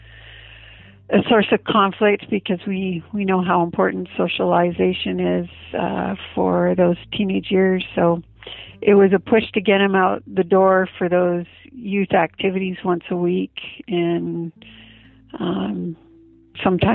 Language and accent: English; Vancouver Island, British Columbia, Canada; moved away as an adult; also born or lived in California; now in St. George, United States; I was raised on Vancouver Island, British Columbia, Canada. I left home when I was 18 and went down to California